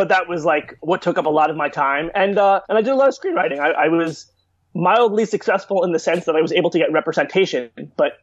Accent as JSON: {"language": "English", "town": "Chappaqua", "region": "New York", "country": "United States", "tie": "born or raised there", "also_born_or_lived": "Washington, D.C.", "said": "I grew up in Westchester, New York. I actually grew up in the town of Chappaqua"}